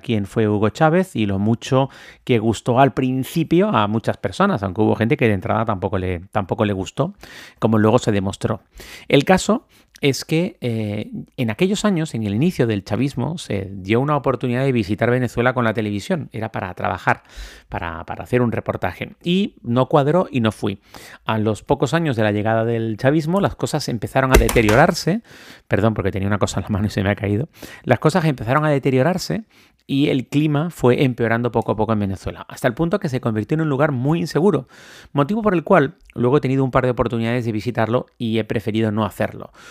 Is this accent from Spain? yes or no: yes; Canary Islands, Spain; cuando yo ejercía como periodista político y hacía entrevistas políticas aquí en una televisión de mi tierra